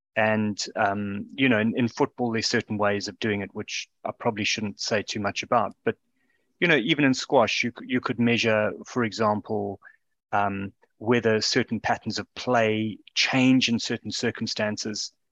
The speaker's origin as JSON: {"language": "English", "country": "South Africa", "moved": "yes", "lives_now": "United Kingdom", "said": "as a South African living in this country"}